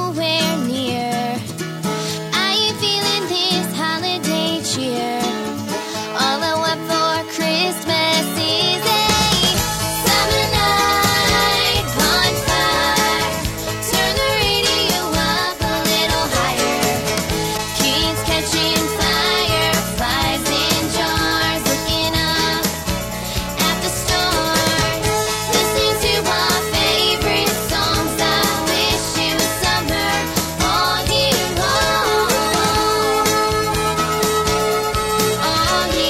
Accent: New York City, New York, United States; a side of Brooklyn, my hometown.

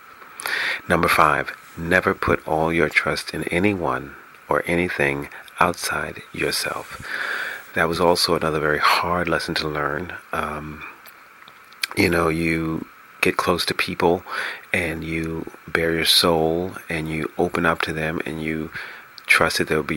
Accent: New York City, New York, United States; moved away as an adult; also born or lived in Los Angeles, California; broadcasting from my hometown, New York City

